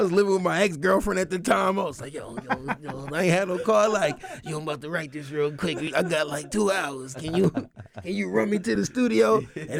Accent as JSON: {"language": "English", "town": "New York City", "region": "New York", "country": "United States", "moved": "yes", "lives_now": "Durham, United States", "said": "I'm from Harlem"}